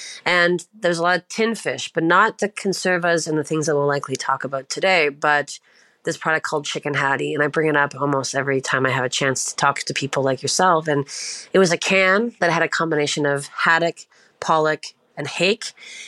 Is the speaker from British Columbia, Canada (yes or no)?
no; Prince Edward Island, Canada; I'm currently located in Ontario, but I'm from the east coast of Canada. I'm from Prince Edward Island, which is like the smallest island in Canada